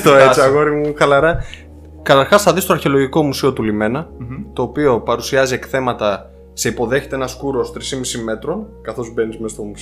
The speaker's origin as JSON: {"language": "Greek", "town": "Kallirachi", "region": "Eastern Macedonia and Thrace", "country": "Greece", "tie": "born or raised there", "said": "γιατί εγώ από Καβάλα πηγαίνω, το χωριό μου βρίσκεται κοντά στον Πρίνο."}